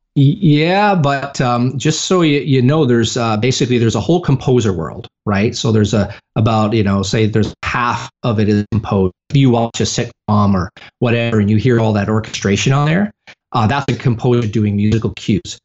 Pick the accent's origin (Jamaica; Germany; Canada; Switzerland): Canada; now in United States; I'm originally from Canada